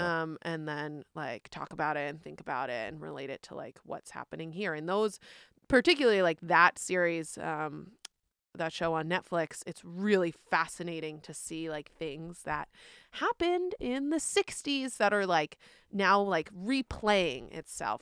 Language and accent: English; New York, United States; moved away; I'm from New York, where there are tolls everywhere